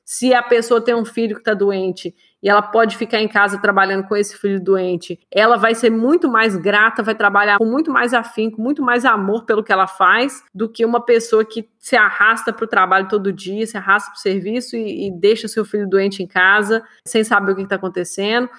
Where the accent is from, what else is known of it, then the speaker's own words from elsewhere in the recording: Minas Gerais, Brazil; eu cresci em Minas